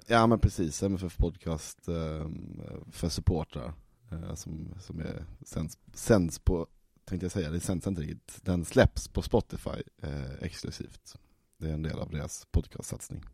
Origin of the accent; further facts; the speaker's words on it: Malmö, Skåne, Sweden; jag är född i Malmö. Står Möllevången i passet.